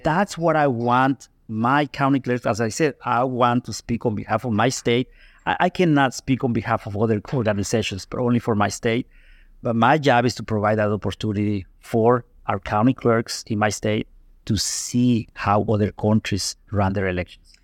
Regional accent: Guatemala; now in United States; I was born here in Guatemala.

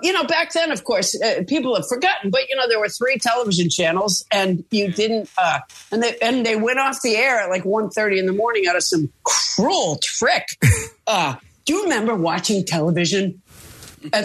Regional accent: Massachusetts, United States; moved away as an adult; now in Santa Monica, United States; I'm from Massachusetts. And so, you know, so I grew up with humidity

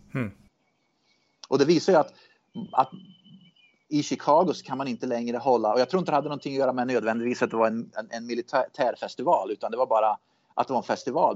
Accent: Sweden; now in United States; jag är med i såna här Facebookgrupper då, s, för svenskar som bor i USA

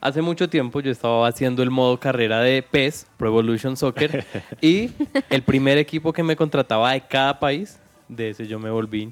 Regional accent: Colombia; en nuestro país

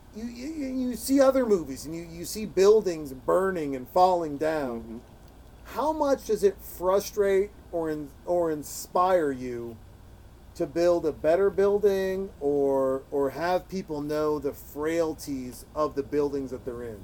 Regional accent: Montana, United States; moved away; a guy from Montana, as I'm from Montana

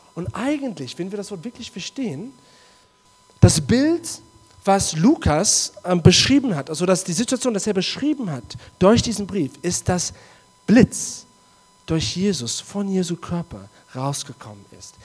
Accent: South Africa; German is a second language; moved away; in Südafrika, wo ich herkomme

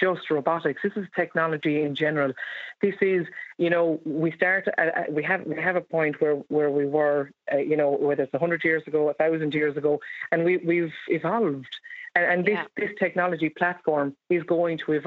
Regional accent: Ireland; as Irish people

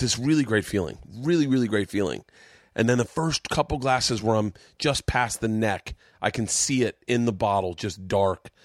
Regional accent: Tampa, Florida, United States; in Tampa, Florida, my hometown

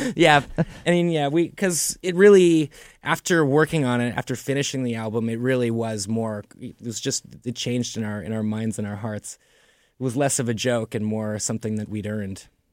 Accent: Toronto, Ontario, Canada; growing up in Toronto

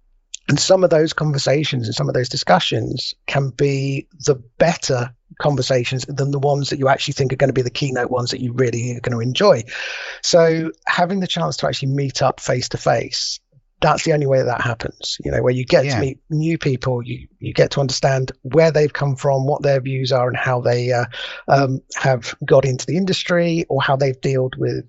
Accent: England, United Kingdom; accent: southern; moved away as an adult; now in North West England, United Kingdom; As you can probably tell by my accent, I am not natively from up north, but I've now been living up north longer than I was ever down south.

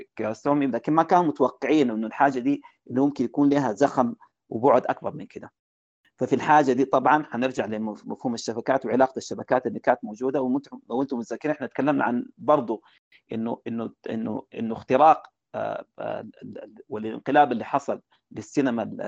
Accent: Sudan; عندنا في السودان

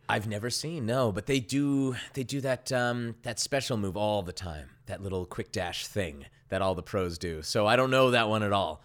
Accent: Las Vegas, Nevada, United States; I grew up in Las Vegas

